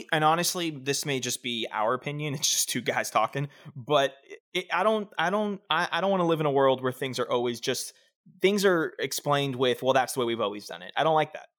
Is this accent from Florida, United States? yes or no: yes; South Florida, United States; I'm from South Florida